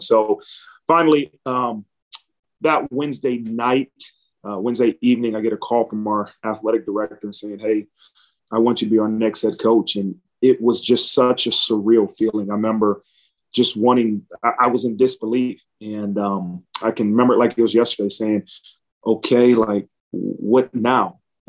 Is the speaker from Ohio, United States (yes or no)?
yes; Dayton, Ohio, United States; moved away; has been from the time I was born and raised in Dayton, Ohio, to the person I am now as a husband and a father